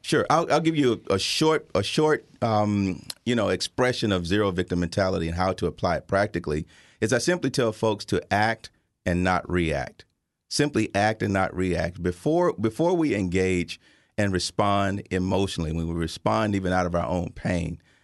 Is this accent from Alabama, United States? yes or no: yes; Tuscaloosa, Alabama, United States; now in Chicago, United States; I grew up in Tuscaloosa, Alabama, at the tail end of segregation